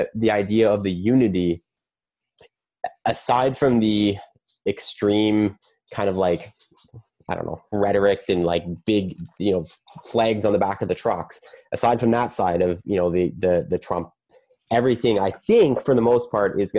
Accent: Canada; as a Canadian

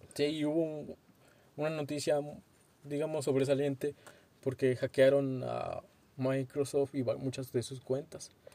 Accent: Mexico; nosotros somos mexicanos

